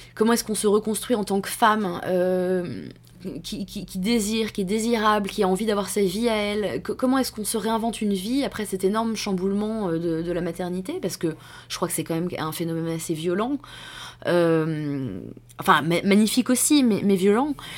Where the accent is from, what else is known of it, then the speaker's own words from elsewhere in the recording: France; nous, en tant que Français